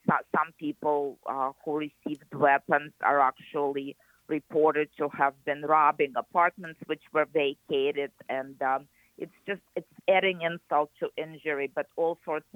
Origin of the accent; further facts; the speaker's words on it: Kyiv, Ukraine; moved away as an adult; also born or lived in Naples, Florida; now in United States; I actually was born in Kiev, and I lived there my entire life in the USSR